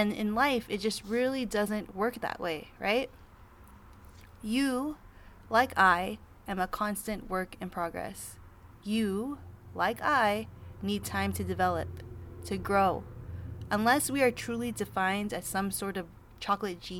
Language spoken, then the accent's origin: English; Los Angeles, California, United States; I am from Los Angeles, California